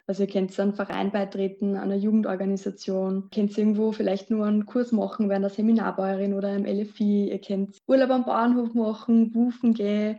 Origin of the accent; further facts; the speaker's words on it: Lower Austria, Austria; moved away as an adult; now in Vienna, Austria; ich komme aus Niederösterreich.